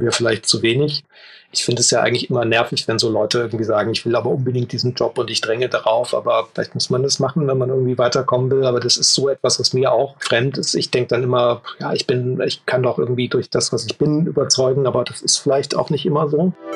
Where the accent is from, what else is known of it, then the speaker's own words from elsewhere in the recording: Leipzig, Saxony, Germany; ich komme eigentlich aus Leipzig.